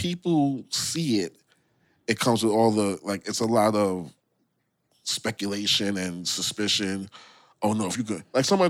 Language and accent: English; New York City, New York, United States; I'm from Brooklyn.